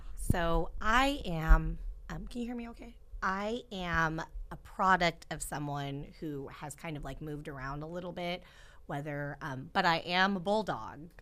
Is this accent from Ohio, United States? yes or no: no; Central Valley, California, United States; being born and raised here